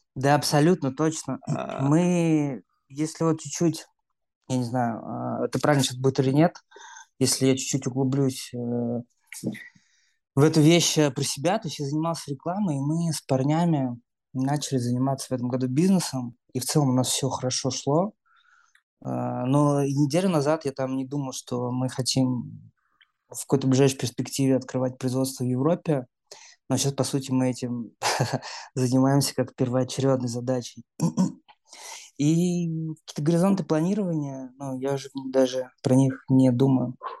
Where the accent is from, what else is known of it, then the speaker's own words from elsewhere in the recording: Moscow, Russia; moved away as an adult; now in Europe; я родился в Москве, всю жизнь прожил в Москве